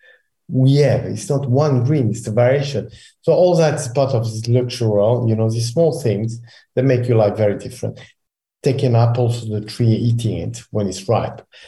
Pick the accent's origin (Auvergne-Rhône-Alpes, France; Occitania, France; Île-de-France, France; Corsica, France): Occitania, France; Pézenas; Pézenas, my hometown where I was born